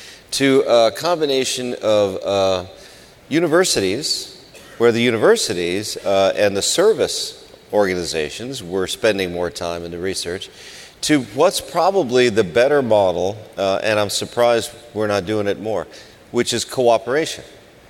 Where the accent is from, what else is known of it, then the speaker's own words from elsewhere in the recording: California, United States; See, it says SEG, and I'm from California.